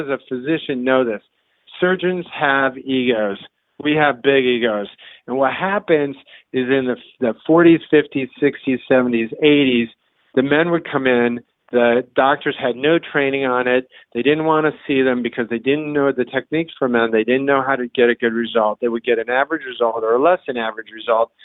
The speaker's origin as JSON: {"language": "English", "region": "Iowa", "country": "United States", "tie": "born or raised there", "said": "I grew up in Iowa"}